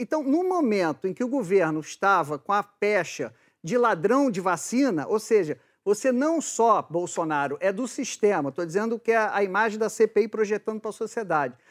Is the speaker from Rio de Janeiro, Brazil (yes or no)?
yes; Rio de Janeiro, Brazil; eu sou do Rio de Janeiro e já fui repórter de polícia